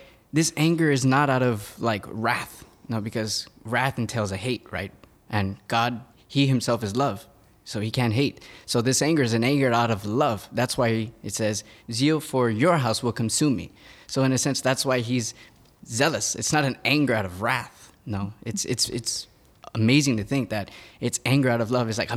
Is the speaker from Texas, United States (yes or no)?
yes; Laredo, Texas, United States; moved away as an adult; now in Philadelphia, United States; I'm originally from Texas. I'm from a border town called Laredo, Texas